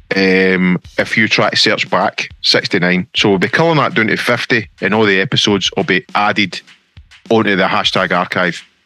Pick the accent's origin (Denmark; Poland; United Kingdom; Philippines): United Kingdom; Stevenage, East of England; I grew up in Stevenson Herks